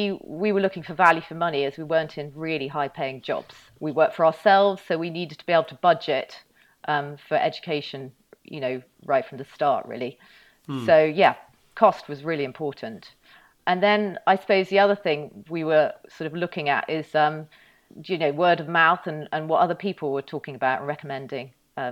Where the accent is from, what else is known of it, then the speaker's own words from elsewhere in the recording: North West England, United Kingdom; Yes, well, I was brought up in the Northwest and I went to my local primary school.